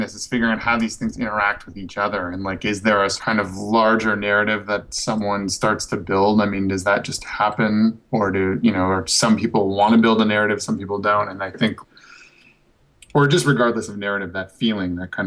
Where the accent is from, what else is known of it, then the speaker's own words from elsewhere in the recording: northern Minnesota, United States; also born or lived in Chicago / Berlin; now in Los Angeles, United States; I grew up in Minnesota, in northern Minnesota